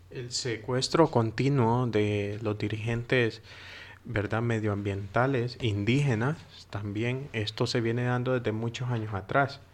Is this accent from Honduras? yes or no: yes; Honduras; moved away; yo como hondureño